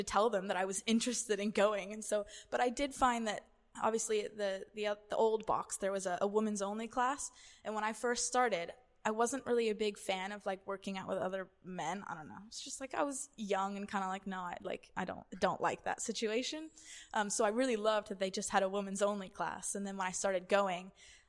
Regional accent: Boston, Massachusetts, United States; because I grew up in New England, so near Boston. And I must have been 10 or 11.

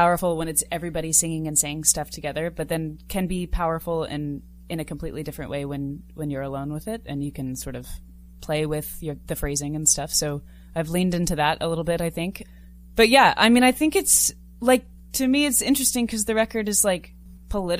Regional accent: United States; as an American and as a woman

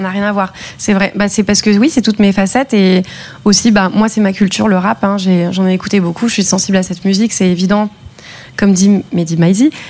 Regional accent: Luberon, Provence-Alpes-Côte d'Azur, France; moved away; also born or lived in Cavaillon; j'ai grandi dans le Luberon, dans un petit village et je suis née à Cavaillon, j'étais euh, au lycée là-bas

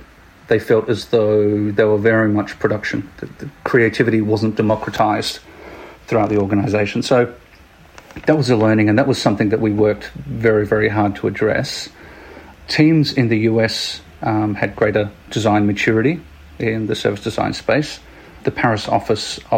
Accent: Adelaide, South Australia, Australia; now in Sydney, Australia; I was born and raised in little old Adelaide

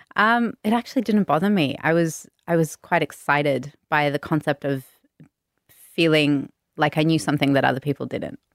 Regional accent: Sydney, New South Wales, Australia; Bondi born, true Bondi local, one of the few left

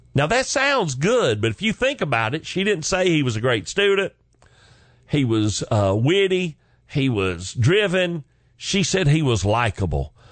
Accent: Chickamauga, Georgia, United States; moved away as an adult; also born or lived in Carrollton, Georgia; now in Atlanta, United States; I literally lived on Hog Jowl Road, Chickamauga, Georgia

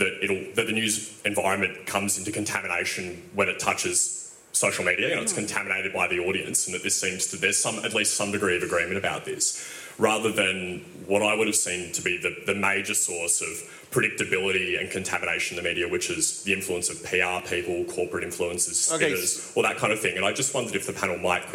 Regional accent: Australia; I'm from The Guardian Australia.

